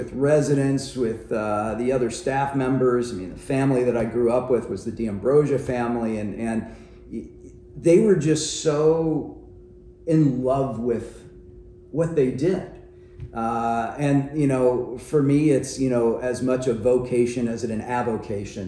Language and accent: English; New Orleans, Louisiana, United States; now in Michigan, United States; I grew up in New Orleans.